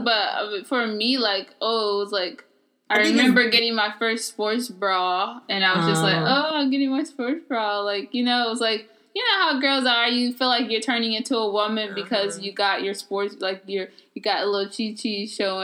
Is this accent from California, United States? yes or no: yes; California, United States; growing up in California